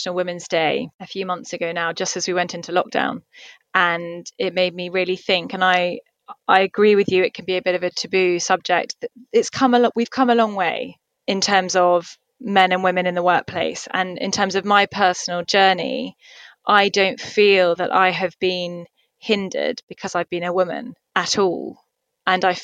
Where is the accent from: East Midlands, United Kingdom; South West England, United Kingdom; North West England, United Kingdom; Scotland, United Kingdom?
South West England, United Kingdom; Somerset; moved away as an adult; also born or lived in London / Dubai; now in Singapore; I'm from the countryside. I'm originally from Somerset, so I'm used to green open fields and space.